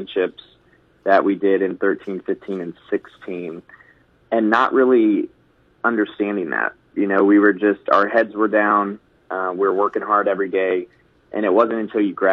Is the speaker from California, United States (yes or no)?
no; Maryville, Missouri, United States; I grew up in Maryville